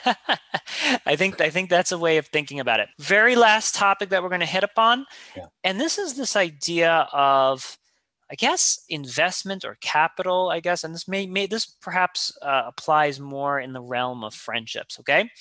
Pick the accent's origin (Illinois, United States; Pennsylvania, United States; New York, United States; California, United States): New York, United States; I'm a New Yorker.